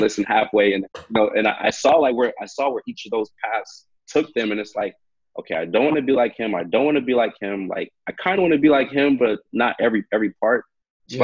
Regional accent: Hayward, California, United States; now in Vancouver, Canada; I grew up in Hayward, California

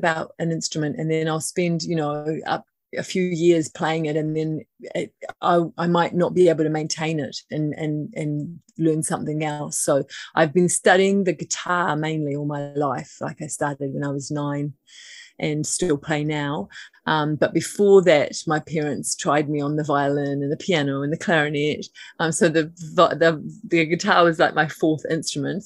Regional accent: Auckland, New Zealand; now in Waiheke Island, New Zealand; I live at the moment on Waiheke Island. I grew up in Auckland City.

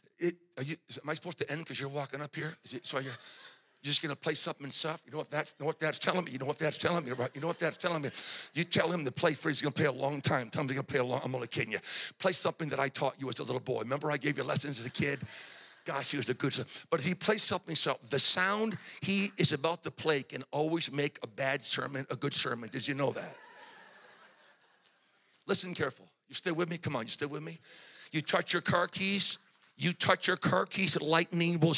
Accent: New England, United States; I'm from New England

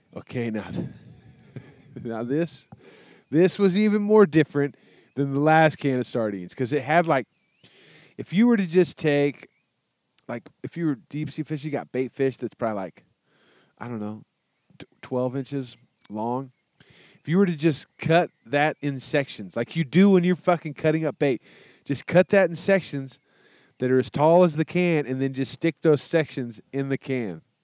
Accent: Texas, United States; I'm from Texas

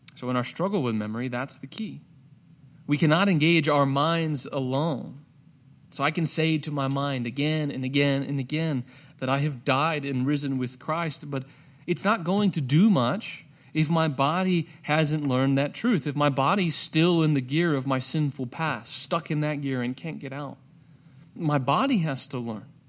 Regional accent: United States; my identity as an American.

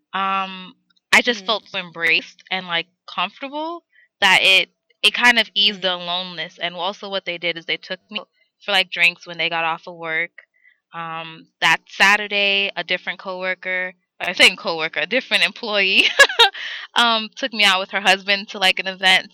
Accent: New York City, New York, United States; I'm from New York

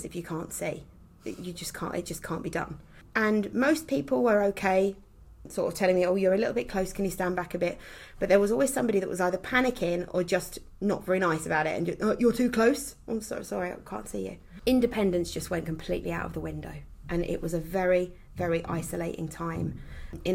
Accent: Essex, East of England, United Kingdom; accent: Essex; moved away as an adult; also born or lived in Kent; now in Herefordshire, United Kingdom; I was born and brought up in Essex

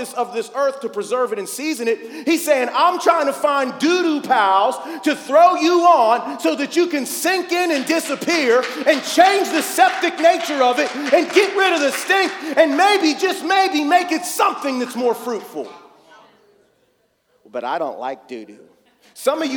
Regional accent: North Braddock, Pennsylvania, United States; I'm from here. I grew up in North Braddock, and I wasn't a Christian

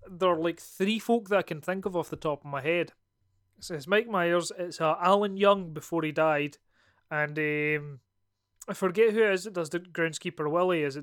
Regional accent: Scotland, United Kingdom; accent: Scottish; like I always notice that like sometimes people will not ask me if I'm Scottish, but then as soon as I've done a podcast or as soon as I've talked to my brother

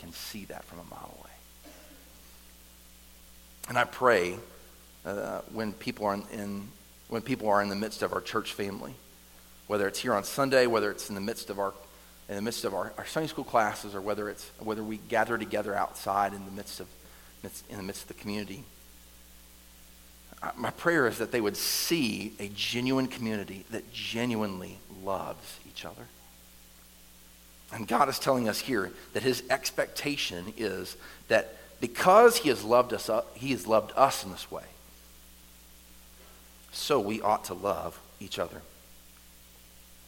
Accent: the South, United States; I grew up here in the South

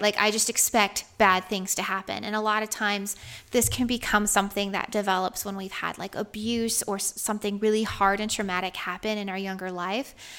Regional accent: Georgia, United States; I'm from Georgia

